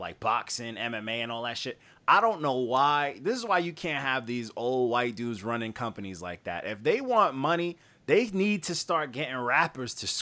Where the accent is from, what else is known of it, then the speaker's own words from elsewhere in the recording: Long Island, New York, United States; I'm from New York. I'm from Long Island.